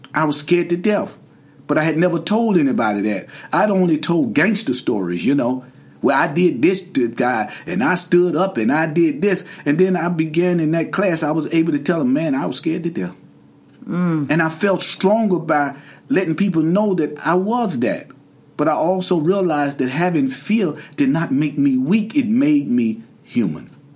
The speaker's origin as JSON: {"language": "English", "town": "Durham", "region": "North Carolina", "country": "United States", "said": "I'm from Durham, North Carolina originally."}